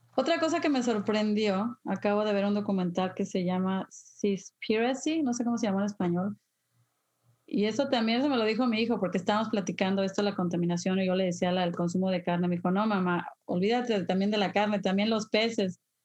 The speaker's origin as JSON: {"language": "Spanish", "country": "Mexico", "tie": "born or raised there", "moved": "yes", "said": "yo cuando era niña en México"}